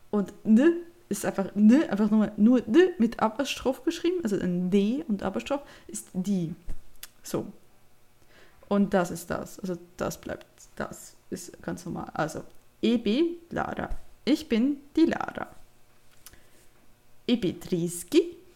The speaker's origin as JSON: {"language": "German", "region": "Bern", "country": "Switzerland", "said": "Dann machen wir weiter, wo komme ich denn her? Ich komme ursprünglich aus dem Ami Emmental."}